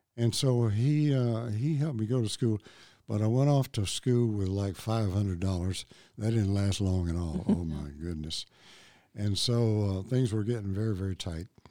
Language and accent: English; Memphis, Tennessee, United States; I grew up in Memphis and, uh, went to, uh, grade school, high school there